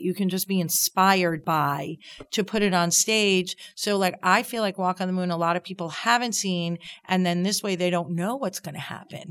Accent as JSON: {"language": "English", "area": "Long Island", "region": "New York", "country": "United States", "tie": "born or raised there", "said": "I grew up on Long Island, and my dad was part of a bowling league"}